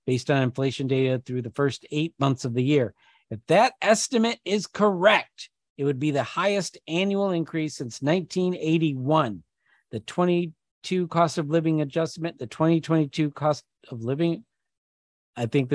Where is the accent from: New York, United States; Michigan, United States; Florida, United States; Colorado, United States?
Michigan, United States; I'm from Michigan.